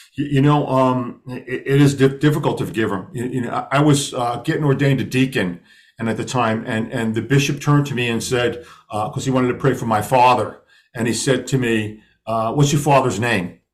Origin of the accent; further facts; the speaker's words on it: New York City, New York, United States; growing up in Brooklyn, you know, I, I went to uh, Catholic grammar school and, and Catholic high school